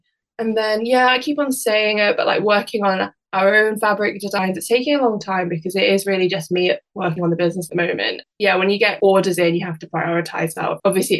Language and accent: English; Isle of Man; also born or lived in West Midlands, United Kingdom; I was born in the West Midlands, but then when I was around 8 or 9, we moved to the Isle of Man. And I don't know if you've ever heard an accent before, but it's a really kind of unusual accent